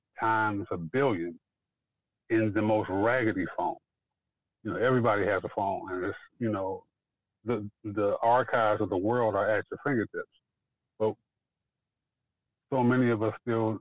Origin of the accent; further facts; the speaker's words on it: Detroit, Michigan, United States; I'm from Detroit, Michigan. I was living in Detroit